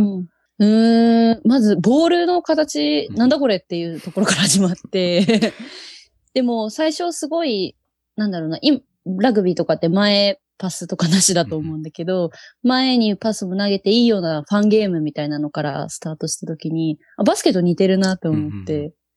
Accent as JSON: {"language": "Japanese", "town": "Yokohama", "region": "Kanagawa", "country": "Japan", "said": "出身は神奈川、横浜です"}